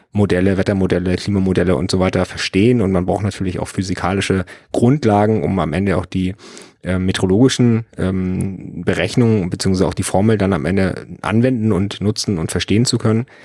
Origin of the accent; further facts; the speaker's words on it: Schleswig-Holstein, Germany; Also ich bin ja am Bungsberg groß geworden. Ähm, das ist ja diese riesengroße Erhebung in Schleswig-Holstein